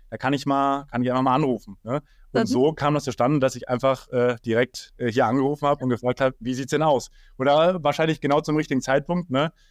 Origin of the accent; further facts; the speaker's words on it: Erfurt, Thuringia, Germany; also ich komme tatsächlich nicht aus Kassel, sondern aus Erfurt und da ist auch immer noch mein Lebensmittelpunkt.